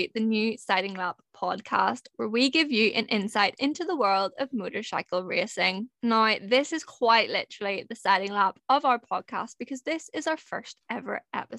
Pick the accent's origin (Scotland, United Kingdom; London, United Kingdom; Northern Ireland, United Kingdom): Northern Ireland, United Kingdom; I am 22 and I am from Northern Ireland.